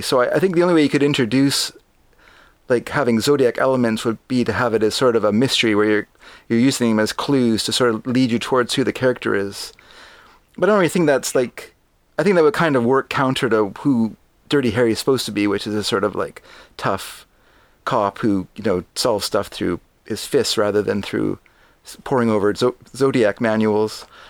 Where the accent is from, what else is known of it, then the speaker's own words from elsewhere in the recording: Canada; I'm a Canadian